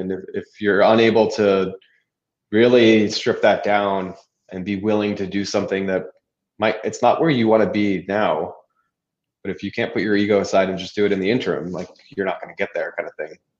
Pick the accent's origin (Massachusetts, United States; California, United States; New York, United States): California, United States; moved away; also born or lived in Orange County; I was from California